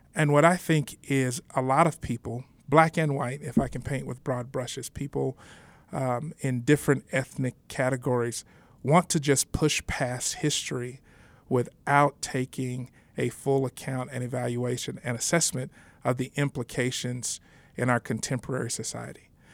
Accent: San Antonio, Texas, United States; moved away as an adult; now in Denver, United States; born and raised in San Antonio, Texas

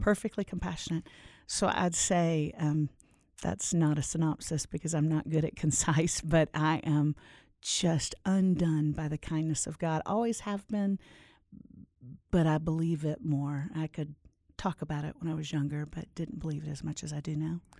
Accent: Orlando, Florida, United States; moved away as an adult; also born or lived in Nashville, Tennessee; I grew up in Orlando

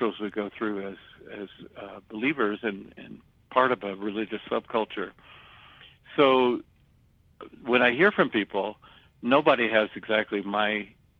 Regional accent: the South, United States; I grew up in the South during the Civil Rights Movement

